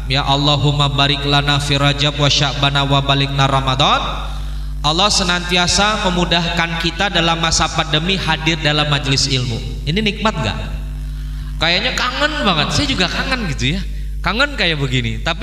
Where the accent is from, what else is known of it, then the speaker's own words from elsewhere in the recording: Semarang, Central Java, Indonesia; Alhamdulillah saya asli Semarang